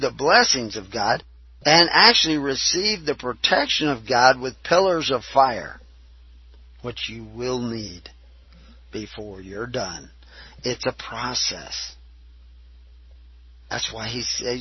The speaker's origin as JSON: {"language": "English", "region": "Texas", "country": "United States", "tie": "born or raised there", "accent": "southern", "said": "I can use a southern accent because I was raised in Texas."}